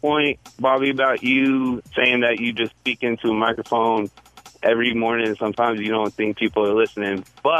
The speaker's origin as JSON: {"language": "English", "town": "Colorado Springs", "region": "Colorado", "country": "United States", "tie": "born or raised there", "said": "They went nationwide, and so I moved back to Colorado Springs, my hometown, And I found you guys on a local radio station"}